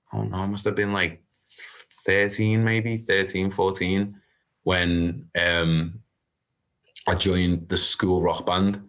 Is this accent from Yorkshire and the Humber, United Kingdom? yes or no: no; Liverpool, North West England, United Kingdom; I grew up in Liverpool